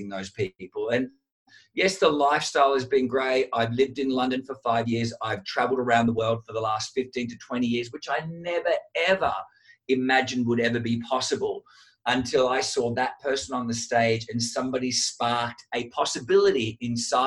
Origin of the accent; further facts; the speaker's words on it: Sydney, New South Wales, Australia; I was the Italian WOG kid growing up in Sydney, Australia.